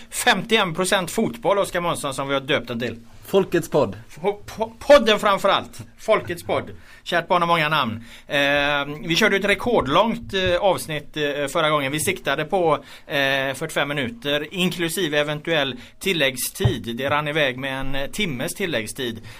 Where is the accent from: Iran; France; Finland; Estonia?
Estonia; now in Gothenburg, Sweden; jag är ju från Estland liksom.